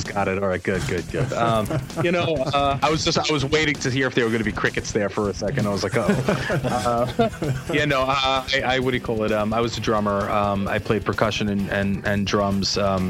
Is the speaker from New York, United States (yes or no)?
yes; Uniondale, New York, United States; I grew up in Uniondale, New York, and you know, I was the only white kid